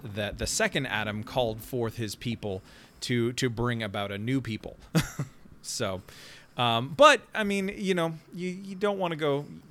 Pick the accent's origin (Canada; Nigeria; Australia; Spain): Canada; now in Nashville, United States; as the Canadian